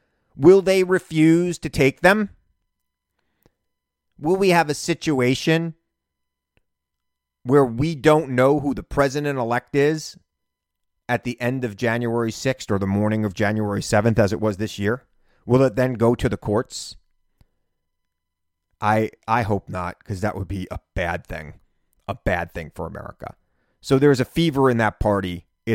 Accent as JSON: {"language": "English", "area": "Long Island", "region": "New York", "country": "United States", "said": "I'm from Long Island. My family's from the same part of Brooklyn you're from."}